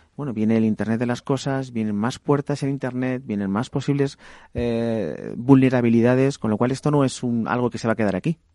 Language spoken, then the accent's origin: Spanish; Valencia, Valencian Community, Spain; mi ciudad de Valencia